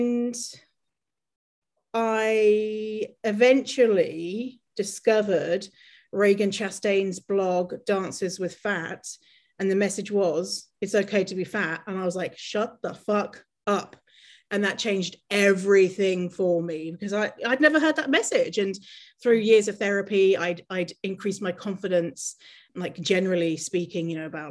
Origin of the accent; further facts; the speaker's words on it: United Kingdom; moved away as an adult; now in Canada; I grew up in poverty in the city voted in the UK the worst city to live.